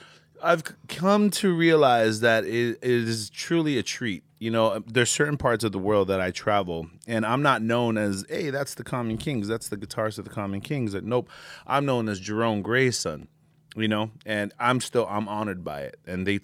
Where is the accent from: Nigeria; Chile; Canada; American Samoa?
American Samoa; also born or lived in Samoa; Originally, I'm from Samoa, American Samoa.